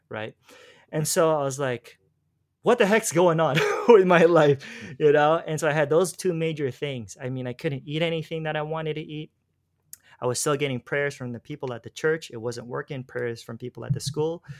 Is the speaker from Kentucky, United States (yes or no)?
no; Los Angeles, California, United States; moved away as an adult; now in Philippines; I'm from, originally from Los Angeles